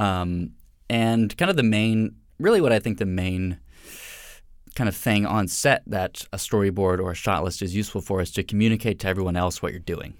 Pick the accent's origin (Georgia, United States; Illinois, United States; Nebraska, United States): Georgia, United States; Atlanta; moved away; I'm originally from Atlanta, Georgia